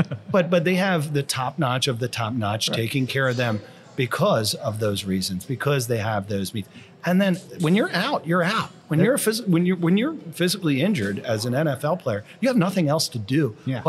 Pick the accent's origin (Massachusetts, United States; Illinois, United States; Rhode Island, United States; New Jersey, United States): New Jersey, United States; Because I'm from Jersey.